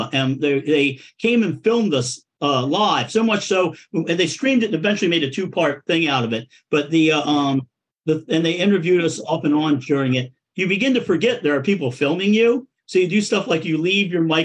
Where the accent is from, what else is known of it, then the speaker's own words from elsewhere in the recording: Coatesville, Pennsylvania, United States; also born or lived in South Philadelphia; now in Philadelphia, United States; A steel town called Coatesville